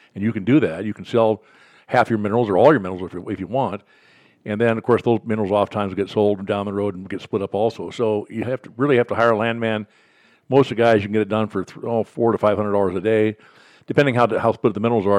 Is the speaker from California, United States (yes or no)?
no; Billings, Montana, United States; also born or lived in Oklahoma; I was born and raised here in Billings